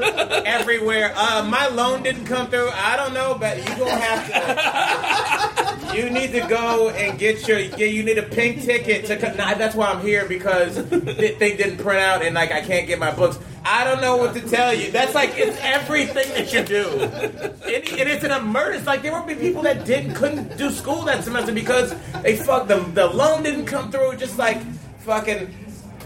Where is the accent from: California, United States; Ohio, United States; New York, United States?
Ohio, United States; moved away as an adult; also born or lived in Jackson, Mississippi; I'm a kid from Ohio. I've never been anywhere in my life